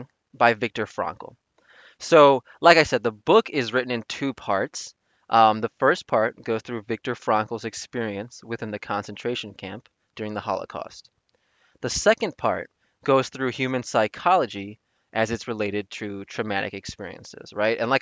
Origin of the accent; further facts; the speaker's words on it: Chicago, Illinois, United States; going to school and growing up in Chicago